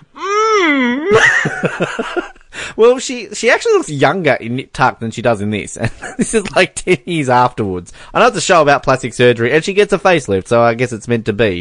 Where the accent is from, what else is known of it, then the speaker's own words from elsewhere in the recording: Hobart, Tasmania, Australia; where I grew up in Hobart.